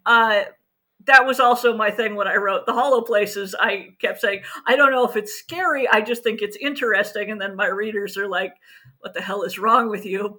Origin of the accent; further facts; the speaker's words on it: United States; Being an American myself